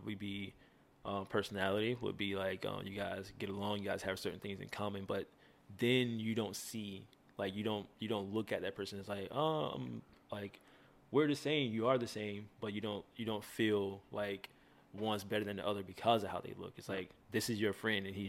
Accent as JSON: {"language": "English", "town": "Dawson", "region": "Georgia", "country": "United States", "tie": "born or raised there", "also_born_or_lived": "Albany, Georgia", "said": "I'm originally from Albany, Georgia, where I was born and slightly raised. And I moved to the city like right outside of it. And it's called Dawson"}